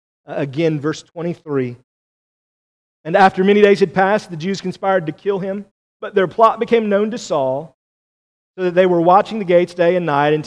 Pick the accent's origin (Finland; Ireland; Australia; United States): United States; we as American Christians